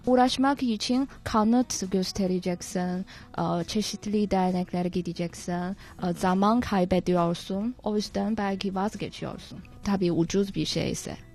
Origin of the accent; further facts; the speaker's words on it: China; Turkish is a second language; biz Çinliler